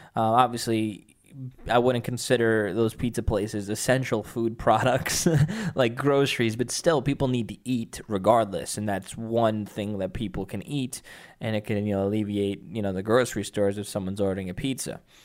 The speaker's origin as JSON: {"language": "English", "region": "New York", "country": "United States", "said": "I'm a New Yorker"}